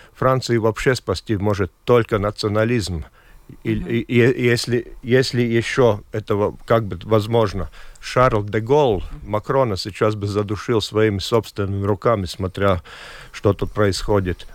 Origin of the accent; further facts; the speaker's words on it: Latvia; какой я латыш, как гражданин